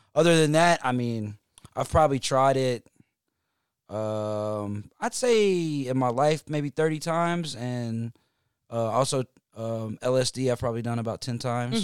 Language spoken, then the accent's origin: English; Hickory, North Carolina, United States; now in Atlanta, United States; I'm from Hickory, North Carolina.